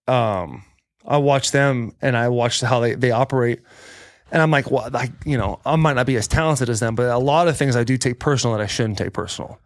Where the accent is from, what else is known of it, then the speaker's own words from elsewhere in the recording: Arizona, United States; also born or lived in California; now in Nashville, United States; I was born in California, grew up in Arizona